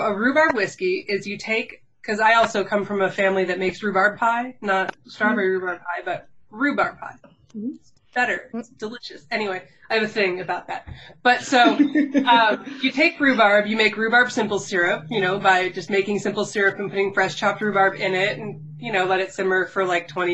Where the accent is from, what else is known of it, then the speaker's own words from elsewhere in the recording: United States; accent: American; my American accent